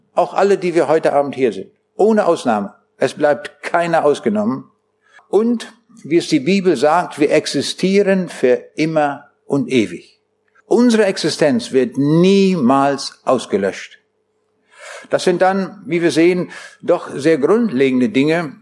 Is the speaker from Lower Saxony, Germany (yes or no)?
yes; Braunschweig, Lower Saxony, Germany; Ich komme aus Braunschweig.